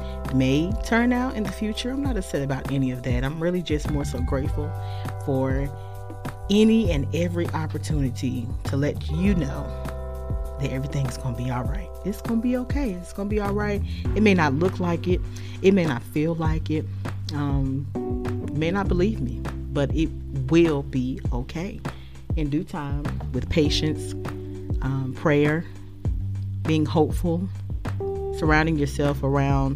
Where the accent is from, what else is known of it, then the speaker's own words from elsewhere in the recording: Charlotte, North Carolina, United States; I am originally from Charlotte, North Carolina